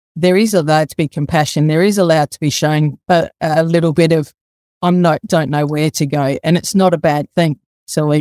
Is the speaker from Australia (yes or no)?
yes; Adelaide, South Australia, Australia; also born or lived in Sydney; grew up in the western suburbs of Adelaide, around the Woodville area, went to Woodville High School